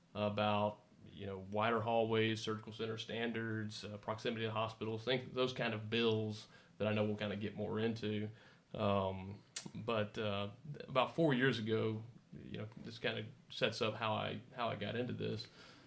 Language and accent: English; Houston, Texas, United States; I was raised in Texas, born and raised, grew up in the Houston area.